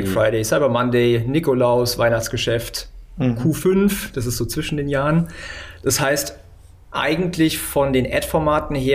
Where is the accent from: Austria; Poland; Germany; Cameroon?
Germany; Neu-Ulm, Bavaria; born there; Äh, geborener Neu-Ulmer tatsächlich.